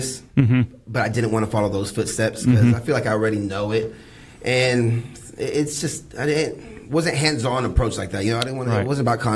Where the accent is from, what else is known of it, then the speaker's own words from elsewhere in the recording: Houston, Texas, United States; also born or lived in San Marcos, Texas; I'm born and raised Houston, Texas